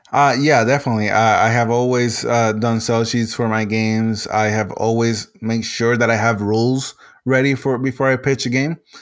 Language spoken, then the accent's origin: English; Puerto Rico; first language Spanish; English is a second language; I'm originally from Puerto Rico, uh, so my main language is Spanish